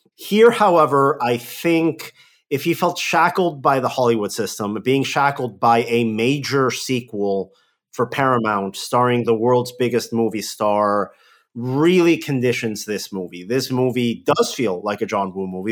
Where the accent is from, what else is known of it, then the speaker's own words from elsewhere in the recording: Mexico; moved away; my hometown in Mexico